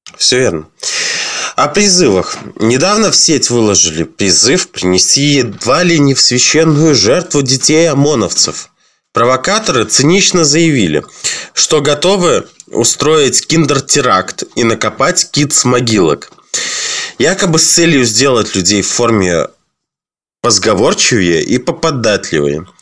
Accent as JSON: {"language": "Russian", "country": "Belarus"}